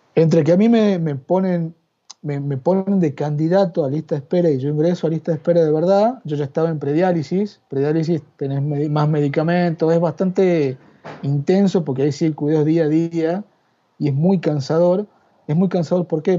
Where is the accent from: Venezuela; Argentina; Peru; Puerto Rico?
Argentina; San Miguel de Tucumán, Tucumán; moved away as an adult; also born or lived in Yerba Buena, Tucumán; now in Madrid, Spain; Yo nacido y criado en, en San Miguel de Tucumán y afincado en Yerba Buena, Tucumán, durante la módica suma de 38 años